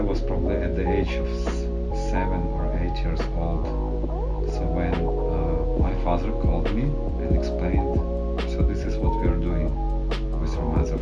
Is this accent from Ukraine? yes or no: yes; Western Ukraine, Ukraine; I was born in Western Ukraine, and during the Soviet Union times